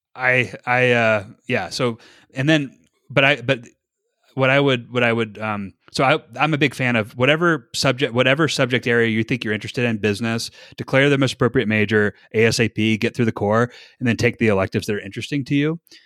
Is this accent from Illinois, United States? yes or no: no; North Carolina, United States; moved away as an adult; now in Utah, United States; I'm from North Carolina